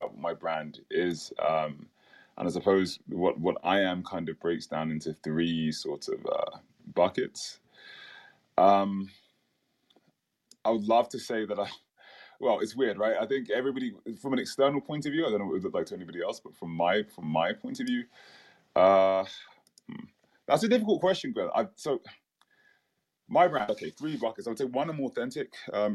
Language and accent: English; London, United Kingdom; moved away as an adult; also born or lived in Caribbean; So I grew up in London, in the UK